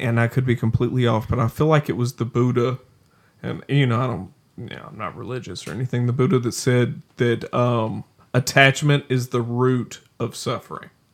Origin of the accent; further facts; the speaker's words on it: the South, United States; being from the South